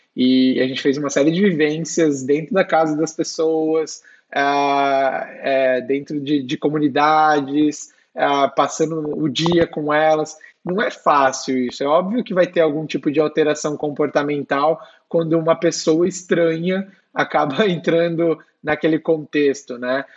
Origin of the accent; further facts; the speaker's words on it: São Bernardo do Campo, São Paulo, Brazil; now in São Paulo, Brazil; sou de São Bernardo, né, a Detroit brasileira aí